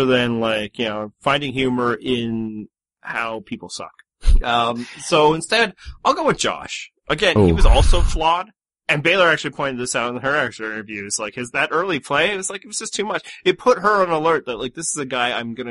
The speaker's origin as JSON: {"language": "English", "country": "Canada", "said": "I'm from Communist Canada"}